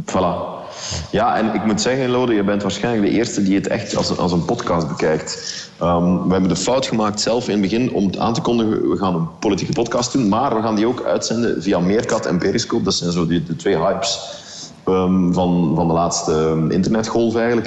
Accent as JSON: {"language": "Dutch", "country": "Belgium"}